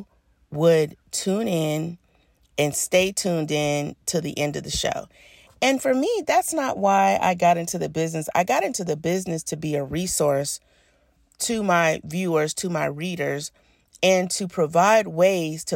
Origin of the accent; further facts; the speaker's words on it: Birmingham, Alabama, United States; I grew up in Birmingham, Alabama